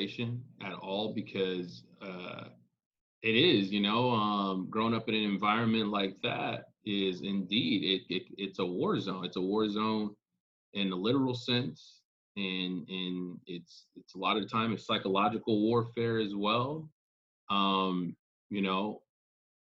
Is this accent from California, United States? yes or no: yes; Los Angeles, California, United States; now in New York City, United States; I grew up in South Central, I never thought that that would be a permanent place